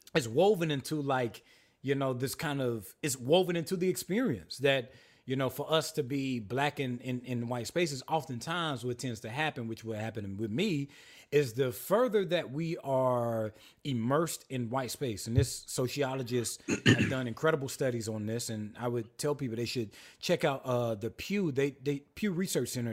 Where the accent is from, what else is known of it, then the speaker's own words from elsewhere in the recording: South Carolina, United States; I was raised apostolic in South Carolina